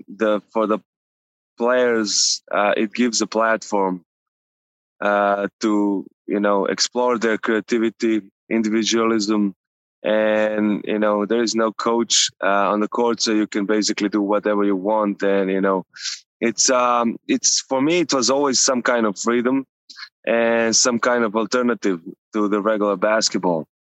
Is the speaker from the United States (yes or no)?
no; Novi Sad, Vojvodina, Serbia; moved away; So the area where I grew up, Lehman